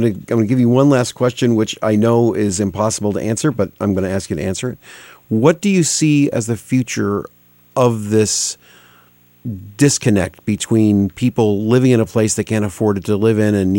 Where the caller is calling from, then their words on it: Connecticut, United States; I'm speaking from Connecticut, which is 173 little towns.